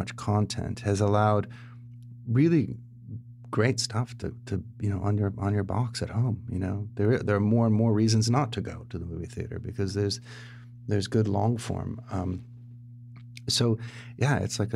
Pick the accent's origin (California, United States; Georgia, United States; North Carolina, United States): California, United States; San Diego; also born or lived in Tennessee / Los Angeles; I grew up in San Diego